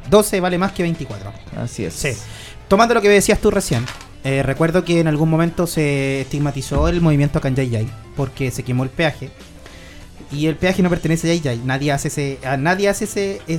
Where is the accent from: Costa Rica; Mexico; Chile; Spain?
Chile; Santa María, Valparaíso; yo no soy de acá. Yo siempre le digo a todos los invitados, yo soy de Santa María. Entonces yo pululo por Santa María, San Felipe, Yayay, trabajo acá.